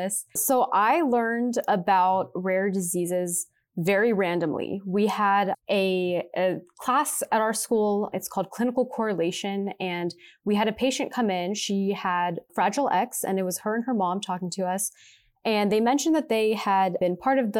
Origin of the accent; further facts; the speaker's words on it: Pittsburgh, Pennsylvania, United States; moved away as an adult; now in Cleveland, United States; I'm originally from Pittsburgh, Pennsylvania